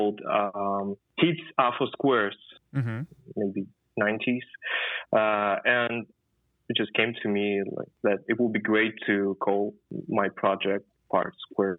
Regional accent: Khabarovsk, Khabarovsk Krai, Russia; moved away as an adult; now in Moscow, Russia; I'm from Khabarovsk, and it's 7,000 kilometers far away from Moscow.

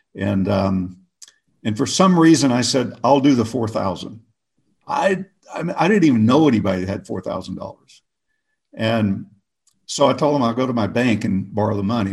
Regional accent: Oklahoma, United States; moved away as an adult; I grew up in Oklahoma

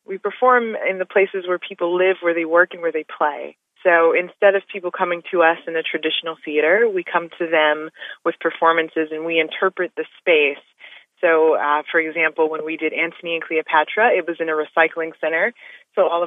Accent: Detroit, Michigan, United States; moved away as an adult; also born or lived in Las Vegas; my hometown

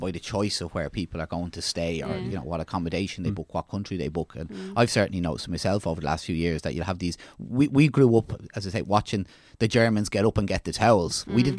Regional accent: Ireland; It's as Irish people go abroad and see the standard of what's food, what's healthy food, what's leisure facilities, we're bringing that back and expecting it in Ireland, okay?

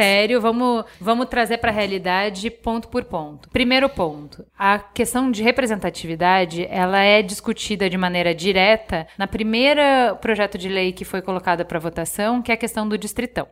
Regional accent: Brazil; a gente, como brasileiro

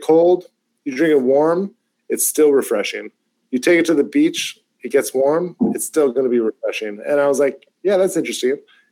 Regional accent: Canada; as Canadian consumers

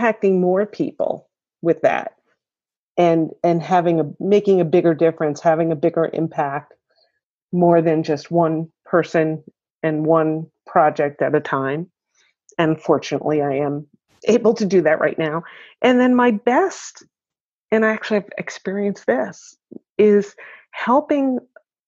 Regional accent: Long Island, New York, United States; now in Syracuse, United States; I grew up on Long Island and then just made my way to Central New York.

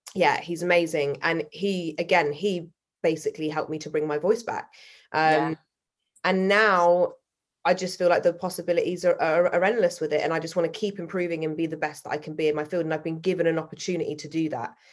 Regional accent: Salisbury, South West England, United Kingdom; now in London, United Kingdom; I was brought up in Salisbury, which is a very white, middle class um, city, the size of a town

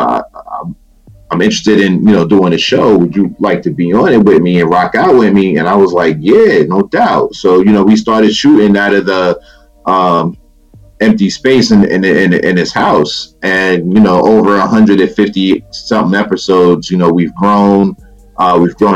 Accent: New York, United States; I grew up in New York.

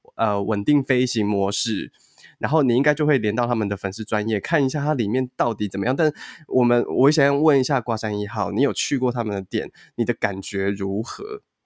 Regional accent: Taipei, Taiwan; 因为我自己是台北人，然后我又在台北长大

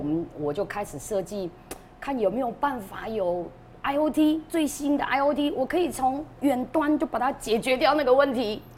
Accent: Taiwan; 我们台湾人

